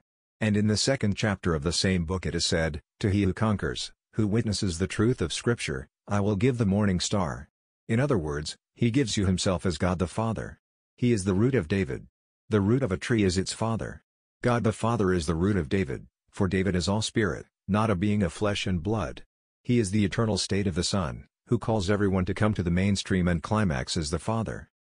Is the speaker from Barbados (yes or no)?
yes; Barbados; born there; I have experienced a physical birth, for I was born in Barbados and just as you, I know the limitations of the flesh.